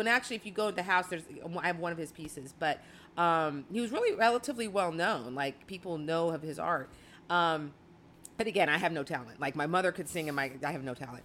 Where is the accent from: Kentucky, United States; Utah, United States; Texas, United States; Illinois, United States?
Illinois, United States; Chicago; I was born in Chicago